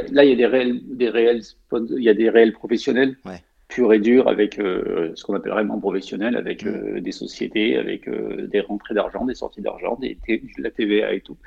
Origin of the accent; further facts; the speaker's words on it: Savines-le-Lac, Provence-Alpes-Côte d'Azur, France; moved away as an adult; also born or lived in Haute-Savoie; j'ai grandi dans les Hautes-Alpes